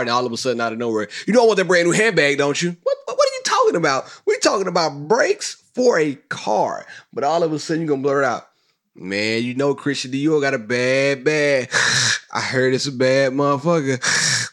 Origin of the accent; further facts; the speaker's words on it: Mississippi, United States; moved away; I'm from Mississippi, great state on earth